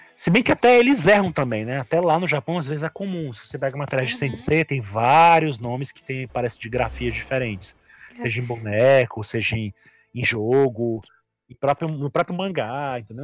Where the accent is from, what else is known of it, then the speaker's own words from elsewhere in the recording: Brazil; a gente é brasileiro há muito tempo